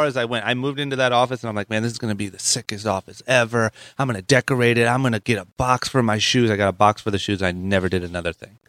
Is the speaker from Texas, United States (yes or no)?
no; Akron, Ohio, United States; I grew up in Akron, Ohio.